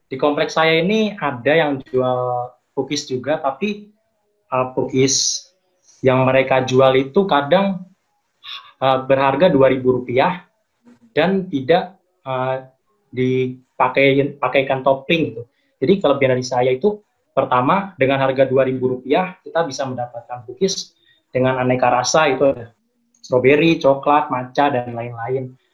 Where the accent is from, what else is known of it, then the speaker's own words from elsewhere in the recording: Klaten, Central Java, Indonesia; now in Cikarang, Indonesia; Uh, kalau saya sih uh, tinggal di Cikarang ya teh, cuman saya asli dari Jawa dari Klaten Jawa